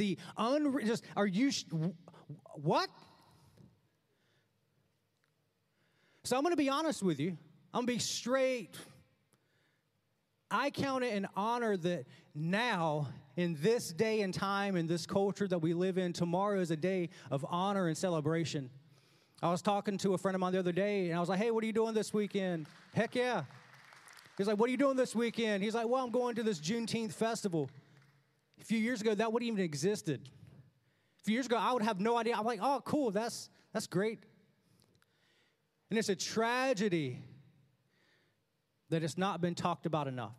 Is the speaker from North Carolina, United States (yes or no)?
yes; North Carolina, United States; also born or lived in Clinton, North Carolina; growing up in North Carolina, very rural, nowhere North Carolina